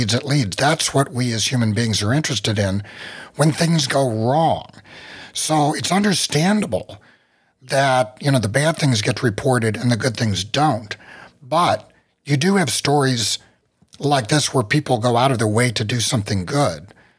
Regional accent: West Virginia, United States; I come from the country. I'm from West Virginia. You know, I'm used to living in the hills, very low population areas.

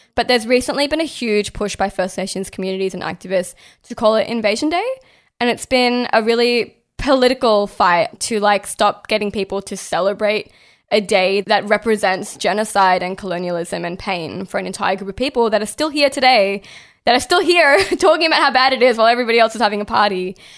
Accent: Australia; somebody who was born and raised in Australia

